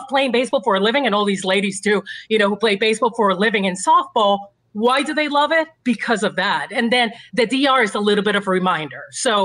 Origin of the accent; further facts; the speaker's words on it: Puerto Rico; I grew up in Puerto Rico. So I grew up with baseball that was fun and that was passionate